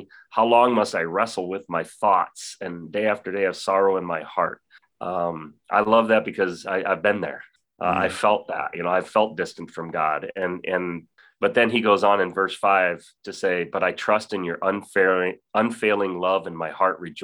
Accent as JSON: {"language": "English", "town": "Lakewood", "region": "New York", "country": "United States", "tie": "born or raised there", "moved": "yes", "said": "I grew up in Lakewood, so I grew up in this area and had been away for quite a while, but moved back to the area"}